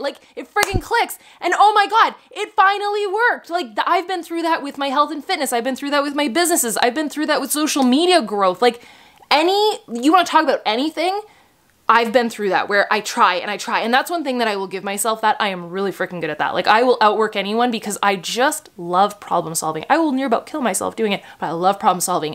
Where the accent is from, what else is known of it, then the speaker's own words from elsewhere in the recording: Canada; I'm Canadian